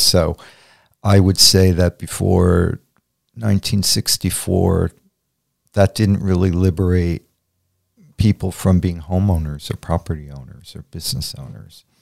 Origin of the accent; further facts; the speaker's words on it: Montclair, New Jersey, United States; also born or lived in Rutherford, New Jersey / Spring Lake, New Jersey; I was born in Montclair, New Jersey, at Saint Vincent's Hospital on Washington Street. I grew up between Montclair, Rutherford, and Spring Lake